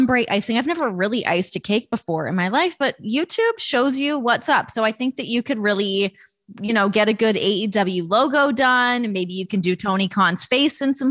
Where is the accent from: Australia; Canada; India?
Canada; Toronto, Ontario; from Toronto